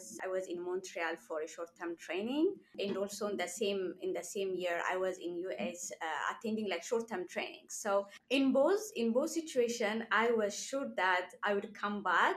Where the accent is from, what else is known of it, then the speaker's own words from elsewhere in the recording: Ethiopia; moved away as an adult; now in Canada; I'm from Ethiopia.